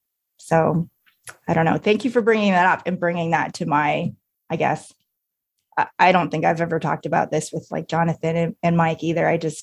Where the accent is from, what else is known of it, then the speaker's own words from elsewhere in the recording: Canada; I am Asian Canadian. I mean, that's my heritage.